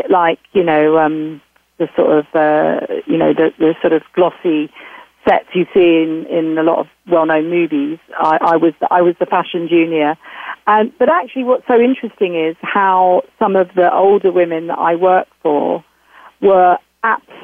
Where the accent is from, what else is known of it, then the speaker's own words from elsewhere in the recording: United Kingdom; I'm certainly a Brit